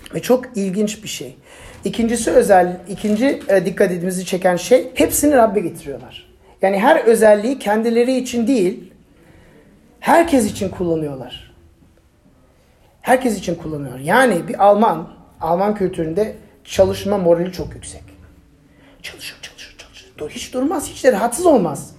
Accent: Turkey

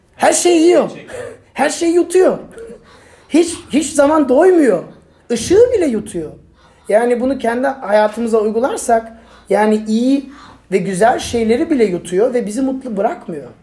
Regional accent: Turkey

